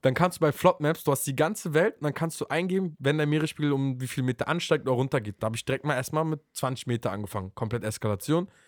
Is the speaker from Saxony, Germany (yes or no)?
no; Berlin, Germany; Bei uns in Berlin